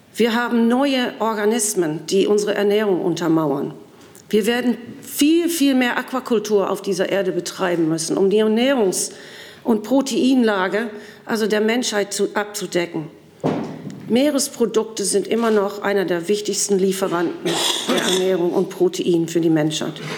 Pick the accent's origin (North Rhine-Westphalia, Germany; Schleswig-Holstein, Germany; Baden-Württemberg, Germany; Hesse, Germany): Schleswig-Holstein, Germany; Sylt; auf Sylt, wo ich herkomme